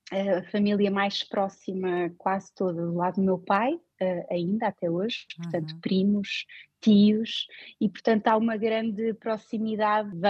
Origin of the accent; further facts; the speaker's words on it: Portugal; now in Oslo, Norway; agora também me sinto em casa na Noruega, portanto isto, isto é um bocado uh, de onde é que eu sou. eu sou, eu sou portuguesa, mas eu sou do mundo.